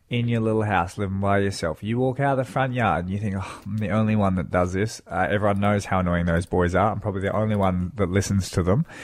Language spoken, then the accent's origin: English; Australia; Uh, we are Australian.